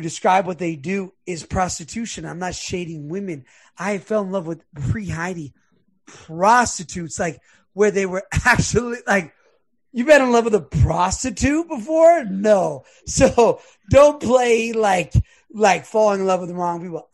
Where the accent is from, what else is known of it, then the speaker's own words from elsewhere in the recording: Los Angeles, California, United States; I grew up in Los Angeles